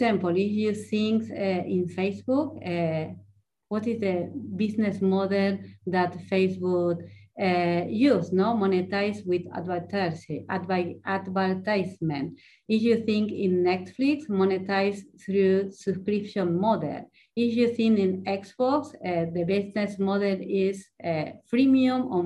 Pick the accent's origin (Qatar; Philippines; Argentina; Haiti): Argentina; first language Spanish; English is a second language; moved away as an adult; now in Spain; I was born in Argentina